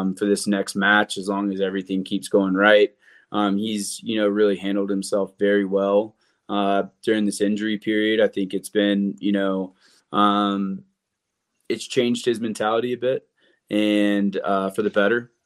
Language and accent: English; South Carolina, United States; moved away; I'm from South Carolina